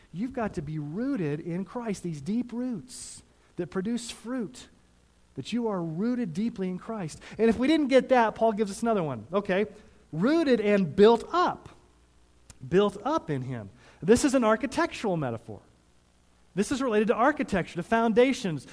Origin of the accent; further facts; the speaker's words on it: Missouri and Texas, United States; now in Colorado, United States; I grew up in Missouri and Texas before I moved to Colorado